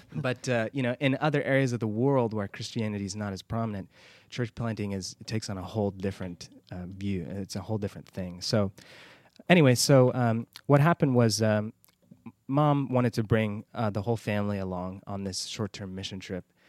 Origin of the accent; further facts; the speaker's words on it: Houston, Texas, United States; moved away as an adult; now in Lebanon; I was born and raised in Houston, Texas